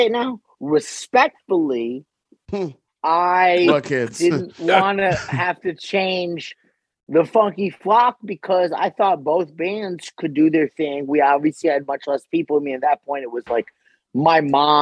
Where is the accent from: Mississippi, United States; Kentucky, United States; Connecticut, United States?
Connecticut, United States; Wilton; growing up in Wilton, a lot of us had similar interests, similar passions